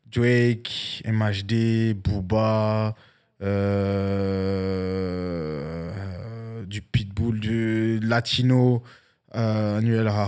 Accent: France; now in Canada; c'est une expression de chez moi en France, tu vois.

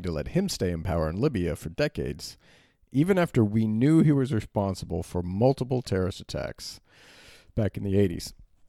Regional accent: Berlin, Germany; I grew up in Berlin in the 80s and 90s, and filling the tank in like your sedan

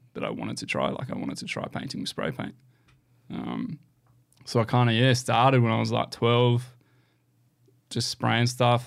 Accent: Canberra, Australian Capital Territory, Australia; moved away as an adult; now in Gold Coast, Australia; back in my hometown. So it's been really nice to get back to Canberra.

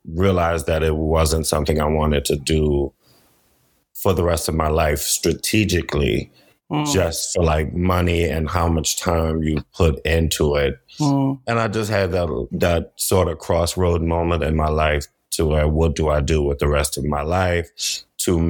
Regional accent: New Orleans, Louisiana, United States; I'm from New Orleans

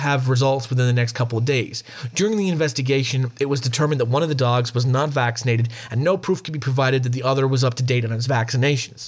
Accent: Australia; accent: Australian

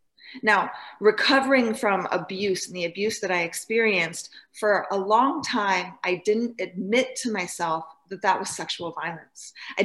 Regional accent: Idaho, United States; I grew up in North Idaho with a loving mother and father, and I moved around my whole life because my daddy was in the military

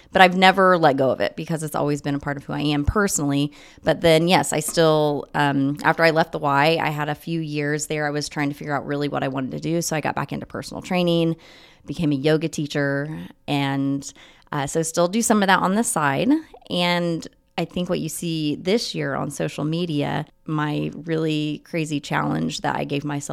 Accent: Muncie, Indiana, United States; I'm from Muncie. I went to high school at Wapahani.

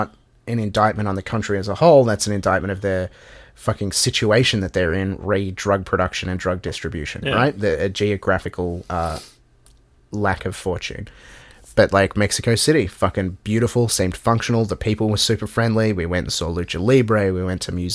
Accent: Melbourne, Victoria, Australia; where are you from? And we're like, Melbourne

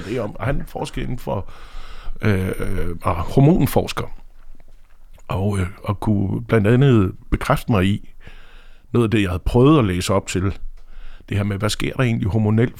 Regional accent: Aarhus, Central Denmark Region, Denmark; now in Copenhagen, Denmark; Jeg er fra Aarhus oprindeligt

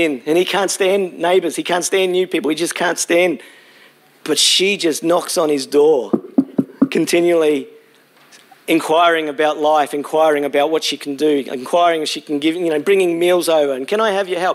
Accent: Brisbane, Queensland, Australia; moved away as an adult; also born or lived in Launceston, Tasmania / Hobart, Tasmania / Gold Coast, Queensland; I grew up in Brisbane, spent 22 years there, and then went to Tassie

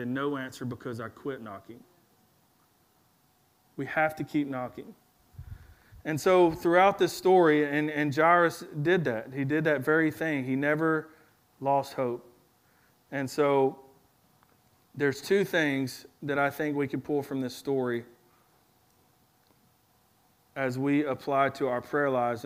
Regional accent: Alabama, United States; also born or lived in Louisiana; when we moved back to Alabama after we moved from Louisiana to Alabama

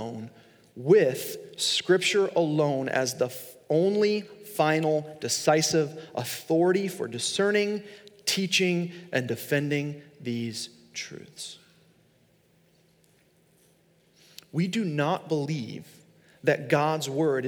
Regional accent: Long Island, New York, United States; I grew up in Long Island, New York

